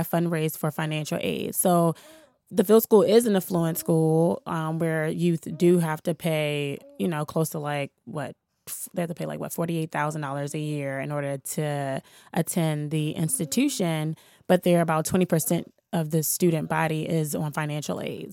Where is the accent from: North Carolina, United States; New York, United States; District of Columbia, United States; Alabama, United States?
District of Columbia, United States; Washington; I'm from here. I'm from Washington, D C. I grew up in the Shaw Howard neighborhood.